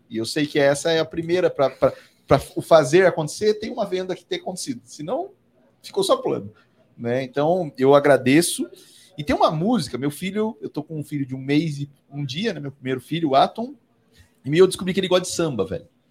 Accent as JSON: {"language": "Portuguese", "town": "Assis", "region": "São Paulo", "country": "Brazil", "tie": "born or raised there", "also_born_or_lived": "Carapicuíba", "said": "eu tive a sorte de crescer num balcão, né? Eu, como eu disse aqui, o meu berço era saco de feijão e de arroz na merceariazinha da minha mãe, no interior de São Paulo, lá em Assis. Sou de Carapicuíba"}